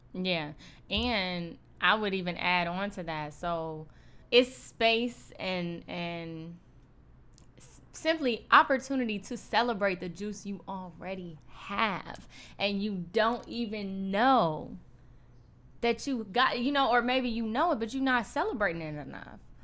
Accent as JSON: {"language": "English", "town": "Cleveland", "region": "Ohio", "country": "United States", "moved": "as an adult", "lives_now": "Los Angeles, United States", "said": "we're both from Cleveland"}